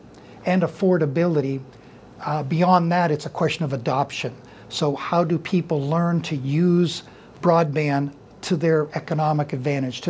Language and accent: English; Youngstown, Ohio, United States; now in Howland, United States; was born in Youngstown and raised in Youngstown